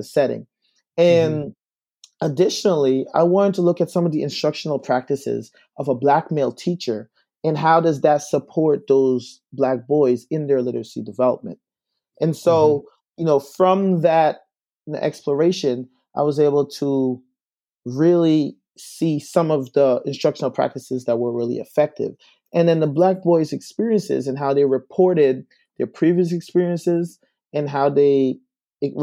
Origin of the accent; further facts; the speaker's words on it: Guyana; now in Albany, United States; I'm originally from South America in Guyana. And so I moved here to the States in 2001.